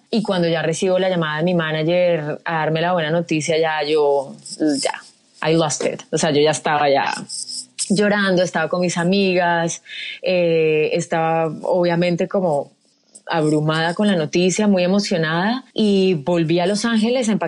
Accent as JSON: {"language": "Spanish", "country": "Colombia", "said": "cuando te hablan de Pablo Escobar, uno como colombiano cierra los ojos y dice, ¿qué historia vamos a contar?"}